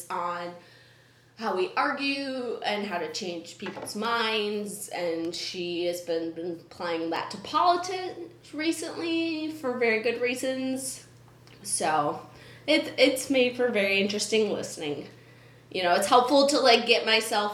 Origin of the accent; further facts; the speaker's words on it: Minnesota, United States; as a Minnesotan